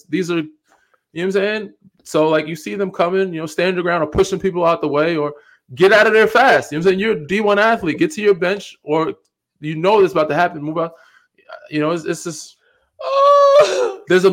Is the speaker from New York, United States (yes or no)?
yes; Long Island, New York, United States; Even though Westchester, we're from Long Island.